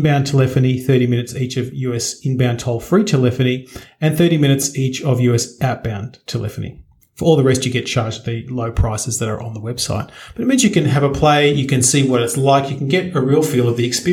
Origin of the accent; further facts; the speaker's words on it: Australia; I'm an Australian